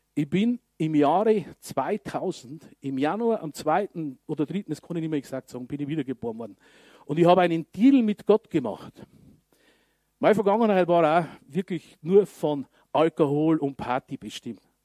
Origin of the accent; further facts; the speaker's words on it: Regensburg, Bavaria, Germany; bei uns in Regensburg